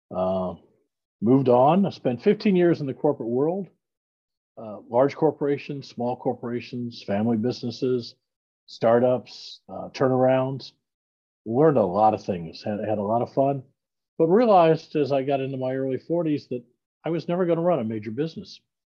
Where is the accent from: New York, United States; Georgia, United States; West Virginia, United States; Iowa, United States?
Iowa, United States; Iowa City; I'm a Midwestern boy. I grew up in Iowa, uh, born in Iowa City, Iowa